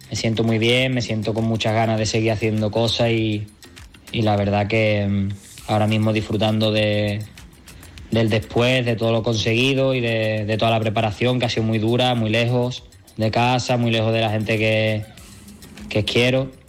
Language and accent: Spanish; Cádiz, Andalusia, Spain; ha sido en Cádiz, en mi tierra, en la escuela donde estudié.